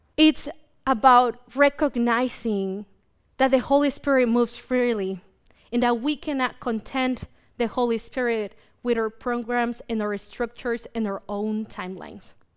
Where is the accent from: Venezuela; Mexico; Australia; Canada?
Mexico; now in United States; me growing up in Mexico